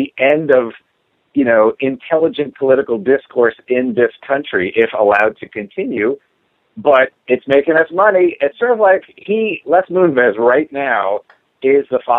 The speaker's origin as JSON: {"language": "English", "region": "New York", "country": "United States", "tie": "born or raised there", "said": "I grew up in New York"}